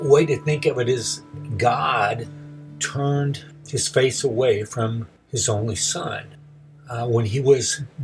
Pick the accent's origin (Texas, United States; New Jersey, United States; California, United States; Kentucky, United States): Texas, United States; now in Oklahoma, United States; growing up in Texas